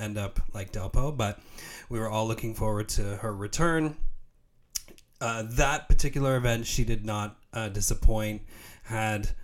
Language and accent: English; Canada; a Canadian tennis fan